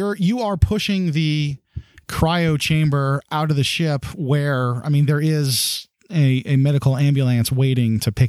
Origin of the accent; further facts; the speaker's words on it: the South, United States; accent: Southern; I'm American by birth and Southern by the grace of God.